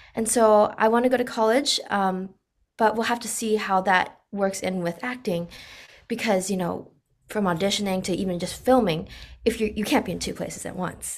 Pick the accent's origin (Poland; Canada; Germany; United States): United States; Orange County, California; I grew up in America and I was born and raised here